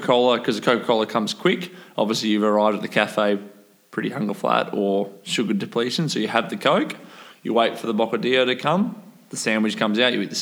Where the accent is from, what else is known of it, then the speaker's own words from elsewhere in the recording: Australia; being an Aussie